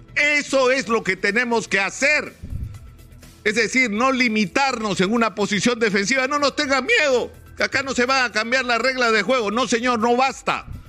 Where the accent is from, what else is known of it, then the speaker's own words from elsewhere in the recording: Peru; como peruanos